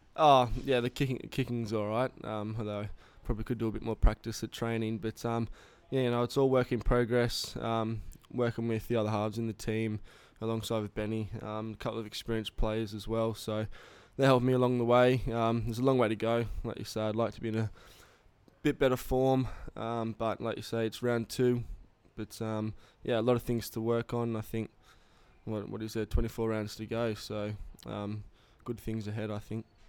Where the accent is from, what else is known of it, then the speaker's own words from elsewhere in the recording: Cessnock, New South Wales, Australia; I grew up in Cessnock.